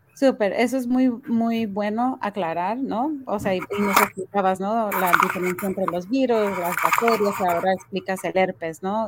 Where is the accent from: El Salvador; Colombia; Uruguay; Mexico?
Mexico; now in United States; Yo soy de México